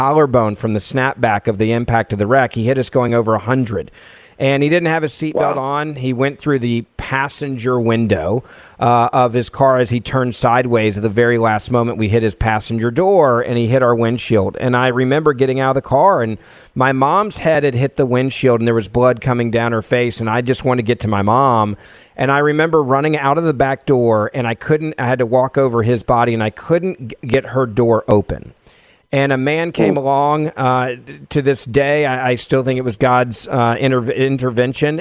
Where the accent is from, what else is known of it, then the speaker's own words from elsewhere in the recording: Memphis, Tennessee, United States; a city council member in my hometown of Memphis, Tennessee